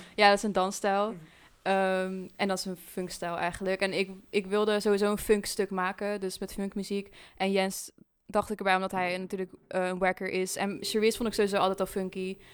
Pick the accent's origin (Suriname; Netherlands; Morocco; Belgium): Netherlands; Dieren, Gelderland; En ik kom uit Dieren. Ehm, ja, daar kom ik oorspronkelijk vandaan